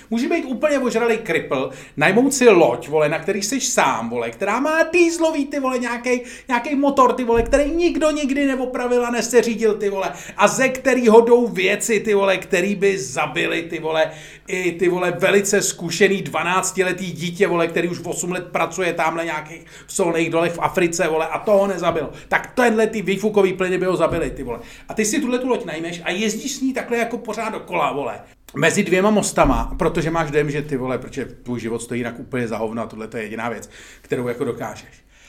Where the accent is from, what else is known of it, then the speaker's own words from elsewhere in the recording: Czechia; My jsme Češi